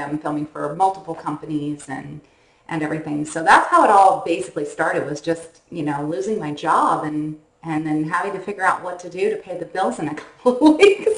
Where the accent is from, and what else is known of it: Northern California, United States; born or raised there